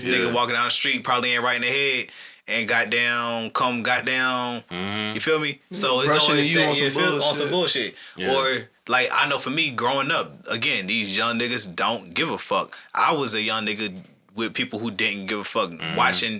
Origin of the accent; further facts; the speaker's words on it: Atlanta, Georgia, United States; how we grew up in Atlanta